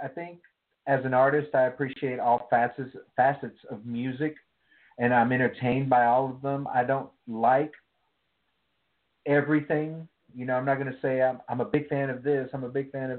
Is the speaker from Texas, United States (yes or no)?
yes; East Texas, United States; now in Seattle, United States; I grew up in East Texas